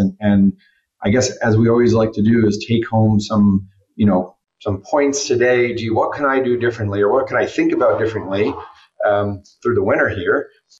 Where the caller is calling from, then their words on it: Torreón, Coahuila, Mexico; I'm connecting here from Torreon, Mexico.